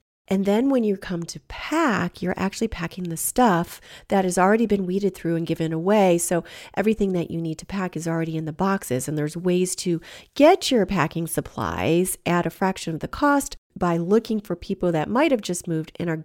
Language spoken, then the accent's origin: English; Michigan, United States; moved away as an adult; also born or lived in California / Portland, Oregon; I moved again back to Michigan